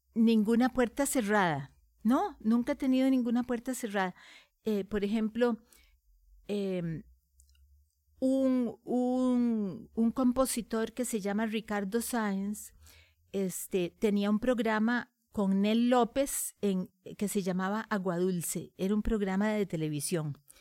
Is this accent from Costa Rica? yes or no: yes; Costa Rica; soy costarricense, amo a mi país